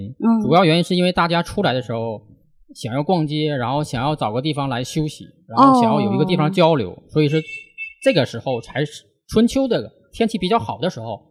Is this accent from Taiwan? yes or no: no; Northeast China, China; moved away as an adult; now in Shanghai, China; 我是外地人啊，其实我是东北人